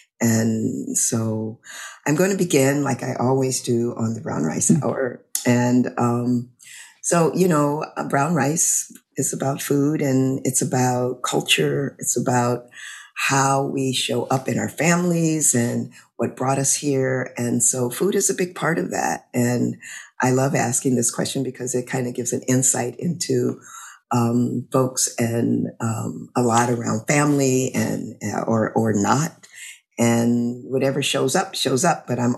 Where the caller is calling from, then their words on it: Louisiana, United States; I'm calling in from Louisiana.